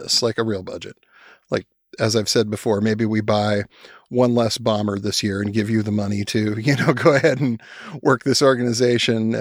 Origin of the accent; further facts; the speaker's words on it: Spokane, Washington, United States; when I was a kid growing up in Spokane, Washington